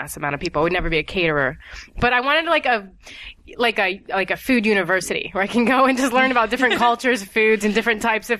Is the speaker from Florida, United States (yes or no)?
no; Columbus, Ohio, United States; moved away as an adult; also born or lived in New York; now in Los Angeles, United States; Columbus, Ohio.